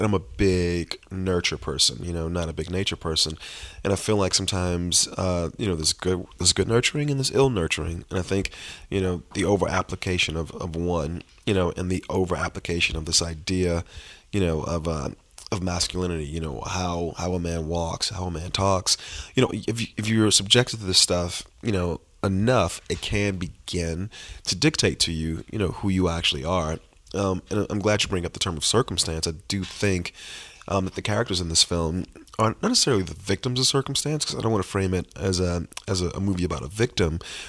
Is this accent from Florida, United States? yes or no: yes; Miami, Florida, United States; this thing about both myself and Terrell, which is that both our moms struggled with this addiction growing up in Miami.